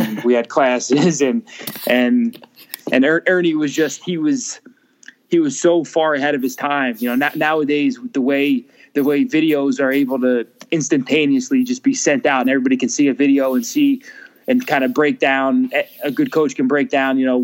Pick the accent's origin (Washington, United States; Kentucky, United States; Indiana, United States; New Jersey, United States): New Jersey, United States; Lyndhurst; I'm from Lyndhurst.